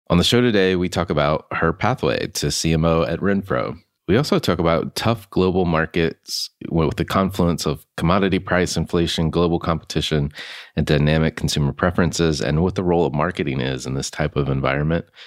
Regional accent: Concord, North Carolina, United States; I grew up in Concord, North Carolina

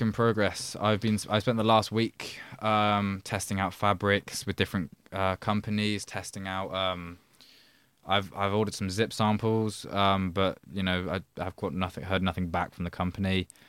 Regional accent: a village outside Oxford, South East England, United Kingdom; but I grew up in Oxford. Well, I grew up, I say Oxford is some village outside of Oxford

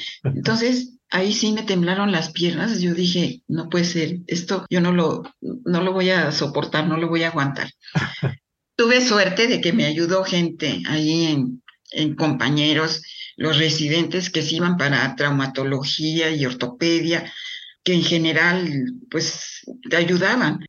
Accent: Mexico City, Mexico; yo nací cuatro años después eh, ya en la Ciudad de México mis padres más instalados

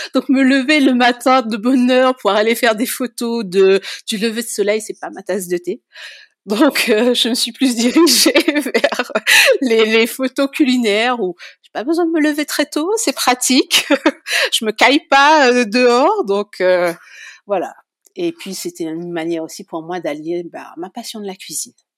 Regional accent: Saint-Louis, Réunion; moved away as an adult; also born or lived in Saint-Paul, Réunion / Paris region, France; now in Auvergne, France; on a migré sur Saint-Louis. J'ai grandi à Saint-Louis. Et j'ai quitté la Réunion avec mon compagnon en 2006

